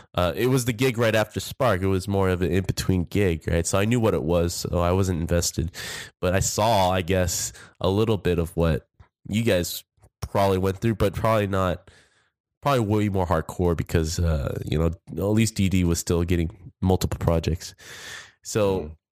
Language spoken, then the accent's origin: English; Orange County, California, United States; I'm originally from Orange County